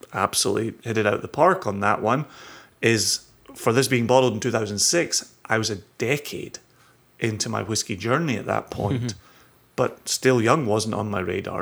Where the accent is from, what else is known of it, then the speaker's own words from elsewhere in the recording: Scotland, United Kingdom; also born or lived in Eastern Washington / Olalla, Washington / Virginia; now in United States; being Scottish